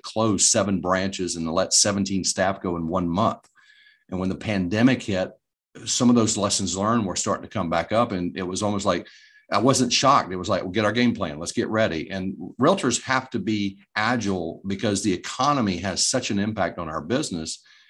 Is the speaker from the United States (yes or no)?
yes; Greensboro, North Carolina, United States; But every Thursday, now I grew up in the Greensboro market.